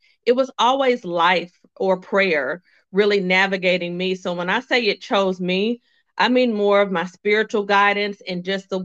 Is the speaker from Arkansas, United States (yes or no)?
yes; Little Rock, Arkansas, United States; moved away; also born or lived in North Carolina / South Carolina; I was born and raised in Little Rock, Arkansas